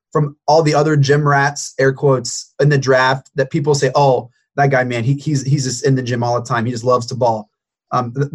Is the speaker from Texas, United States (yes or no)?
no; West Virginia, United States; moved away; I grew up in West Virginia